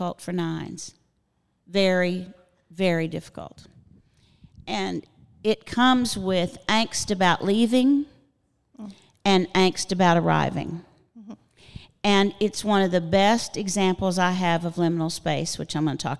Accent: Floydada, Texas, United States; I'm from Floydada, Texas

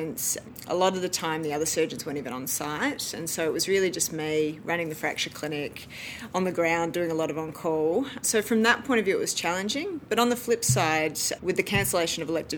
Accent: Melbourne, Victoria, Australia; moved away as an adult; also born or lived in Adelaide, South Australia; I moved there from Melbourne, where I did my high school

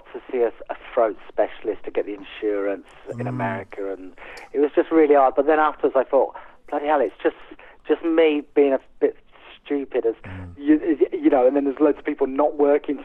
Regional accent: West Country, South West England, United Kingdom; now in Yorkshire Dales, United Kingdom; We grew up in the West Country

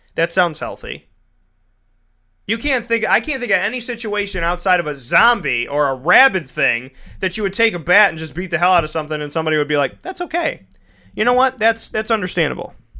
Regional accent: United States; I'm an American

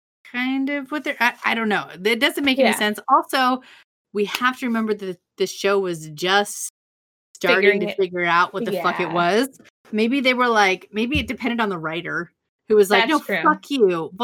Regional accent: Pennsylvania, United States; now in Washington, United States; I'm from Pennsylvania. I'm a Pennsylvanian.

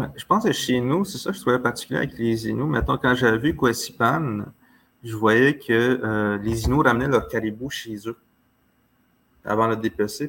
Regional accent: Manawan, Quebec, Canada; on dit chez nous à Manouan

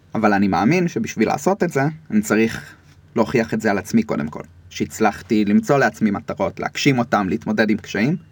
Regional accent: Rishon LeZion, Central District, Israel; גדלתי בראשון, עד היום אני בראשון

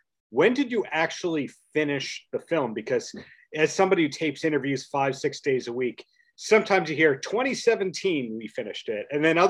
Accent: Bellmore, New York, United States; I'm from Belmore, but growing up in Belmore, Long Beach could be the other side of the world when you don't have a car.

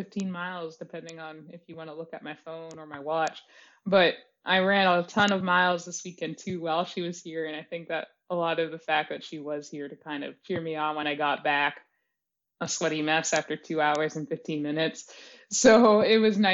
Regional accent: Belmont, Massachusetts, United States; also born or lived in New York; now in Baltimore, United States; Belmont, when I was growing up there

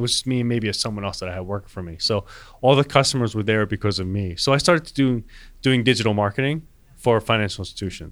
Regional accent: Wayne, New Jersey, United States; I grew up in Wayne, New Jersey

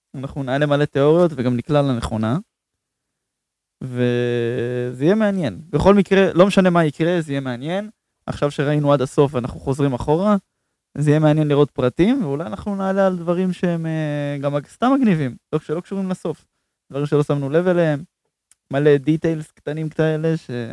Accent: Israel; אנחנו בתור ישראלים

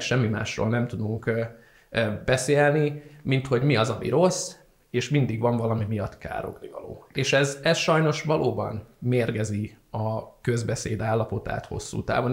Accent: Szeged, Csongrád-Csanád, Hungary; moved away as an adult; now in Budapest, Hungary; mint szegedi

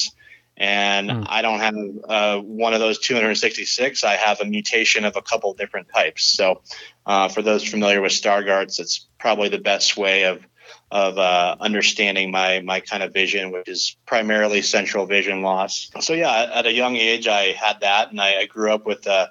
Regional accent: San Clemente, California, United States; I grew up in Southern California, a little beach town called San Clemente

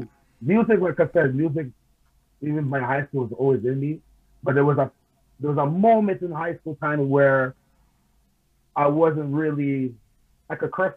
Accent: Queens, New York, United States; I grew up also in New York. Not born and raised, but I grew up because I was staying pretty much living with my grandmother, which is living in Queens

